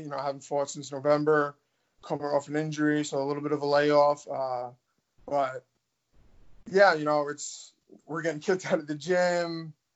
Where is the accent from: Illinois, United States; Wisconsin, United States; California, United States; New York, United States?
New York, United States; also born or lived in Milwaukee; now in Florida, United States; I'm from New York